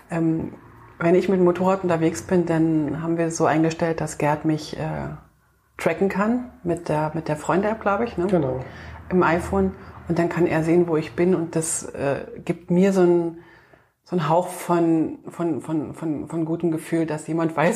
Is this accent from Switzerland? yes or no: yes; Bern, Switzerland; als Berner äh, sind wir ja gerade Schweizer Meister geworden